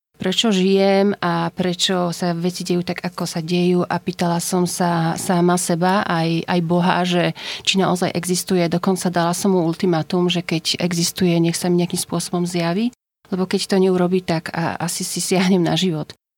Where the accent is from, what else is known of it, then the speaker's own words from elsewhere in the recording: Poland; Slovak is a second language; moved away as an adult; now in Slovakia; čo prezradza môj pôvod, som z Polska. Na Slovensku bývam už asi nejakých 18 rokov